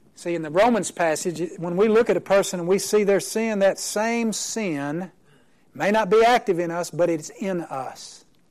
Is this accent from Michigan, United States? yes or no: no; Oklahoma, United States; I'm from Oklahoma